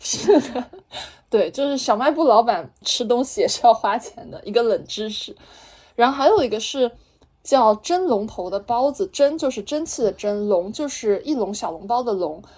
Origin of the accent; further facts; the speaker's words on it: Zhejiang, China; 我们浙江人都比较喜欢吃笋啊